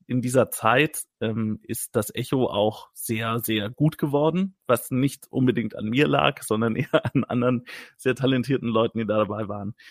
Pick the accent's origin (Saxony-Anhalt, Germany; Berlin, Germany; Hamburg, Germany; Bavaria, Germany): Bavaria, Germany; Wertingen; in meinem Geburtsort Wertingen